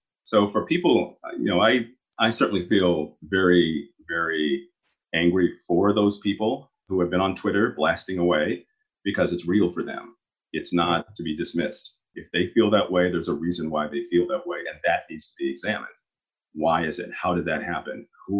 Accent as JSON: {"language": "English", "region": "Oklahoma", "country": "United States", "tie": "born or raised there", "said": "I grew up in Oklahoma and not very many people of color there, and particularly Black, mostly Native American, the higher minority population in Oklahoma."}